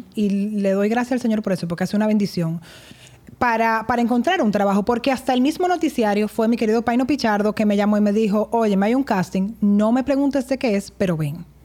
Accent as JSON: {"language": "Spanish", "town": "Santo Domingo", "region": "Distrito Nacional", "country": "Dominican Republic", "tie": "born or raised there", "said": "Nací aquí en Santo Domingo"}